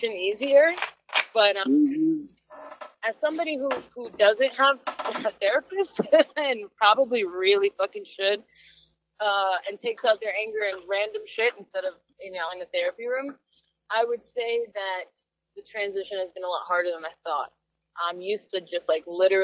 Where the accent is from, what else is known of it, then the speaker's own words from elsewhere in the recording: New York City, New York, United States; I'm a New Yorker.